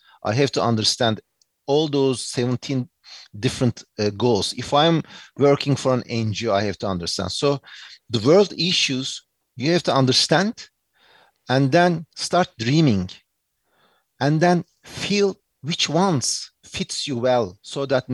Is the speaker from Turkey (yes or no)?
yes; Turkey; accent: Turkish English; English is a second language; moved away as an adult; also born or lived in United States / New York; I did my undergrad and high school and everything in Turkey, my home country